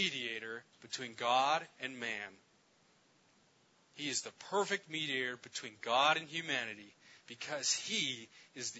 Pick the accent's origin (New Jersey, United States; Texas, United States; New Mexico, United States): New Mexico, United States; Gallup; I'm from Gallup, New Mexico, where I've served alongside